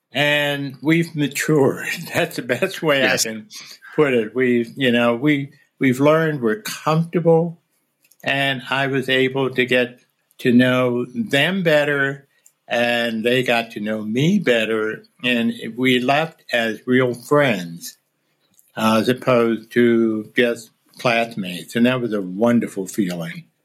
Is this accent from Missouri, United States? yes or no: no; near suburbs of Philadelphia, Pennsylvania, United States; moved away; near my hometown